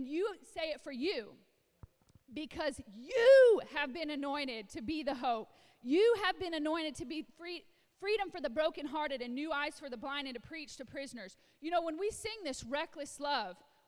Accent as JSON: {"language": "English", "region": "Illinois", "country": "United States", "tie": "born or raised there", "said": "I was a little white girl in the farmlands of Illinois. I grew up in Illinois"}